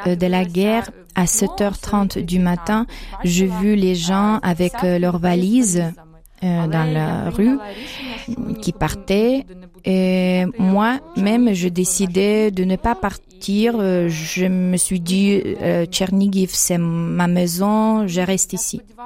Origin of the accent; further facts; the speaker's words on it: Ukraine; French is a second language; moved away as an adult; now in Colmar, France; chez nous en Ukraine